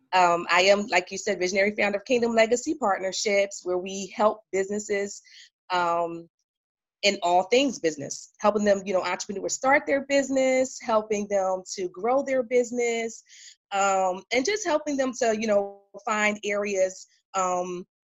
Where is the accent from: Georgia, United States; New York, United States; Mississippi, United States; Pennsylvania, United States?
Pennsylvania, United States; Philadelphia; now in Raleigh, United States; I'm originally from Philadelphia, but now I'm in Raleigh, North Carolina